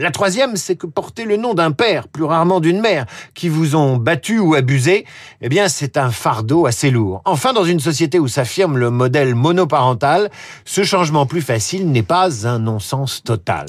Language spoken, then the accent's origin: French; France; Chez nous, en France